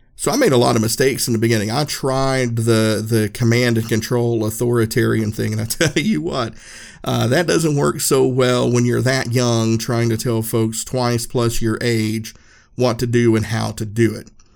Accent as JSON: {"language": "English", "town": "Erwin", "region": "Tennessee", "country": "United States", "tie": "born or raised there", "said": "I grew up in a small town, Irwin, Uh, in Unicoi County, we're right up in the tip of Northeast Tennessee."}